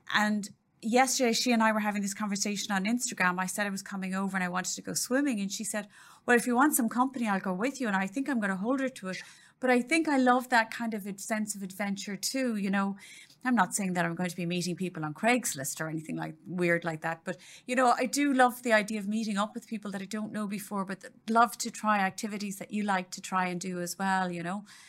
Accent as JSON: {"language": "English", "country": "Ireland", "tie": "born or raised there", "moved": "yes", "lives_now": "Dallas, United States", "said": "growing up in Ireland"}